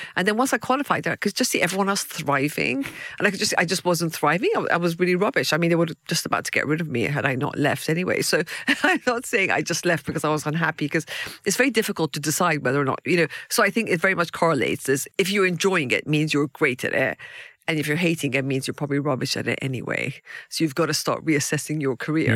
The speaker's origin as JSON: {"language": "English", "country": "Iran", "tie": "born or raised there", "moved": "yes", "lives_now": "United Kingdom", "said": "I was born in Iran"}